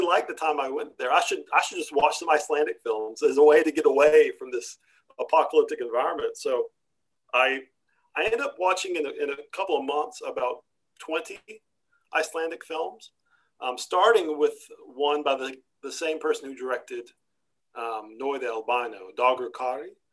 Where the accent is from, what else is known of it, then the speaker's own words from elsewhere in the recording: Texarkana, Texas, United States; moved away as an adult; also born or lived in Turkey; downtown texarkana my hometown